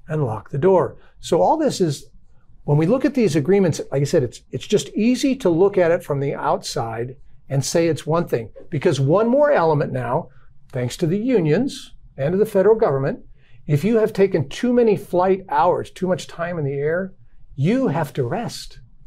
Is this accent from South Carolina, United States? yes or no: no; Southern Arizona, United States; now in Dallas, United States; I grew up in Southern Arizona